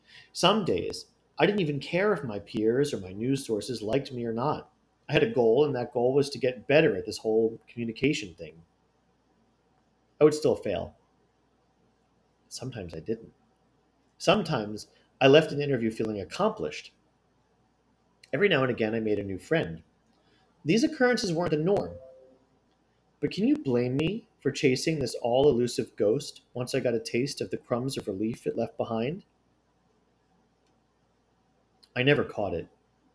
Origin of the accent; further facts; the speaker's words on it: North Tonawanda, New York, United States; a prized historic landmark located in my hometown of North Tonawanda.